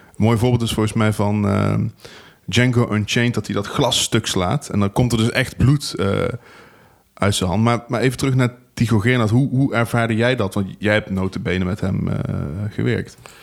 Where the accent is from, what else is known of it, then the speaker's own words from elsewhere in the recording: Venlo, Limburg, Netherlands; ik kom uit Venlo